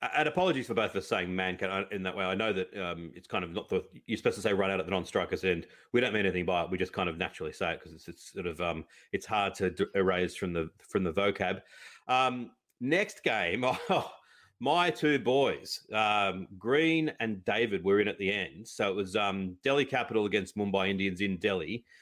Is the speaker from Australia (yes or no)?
yes; Australia; as an Aussie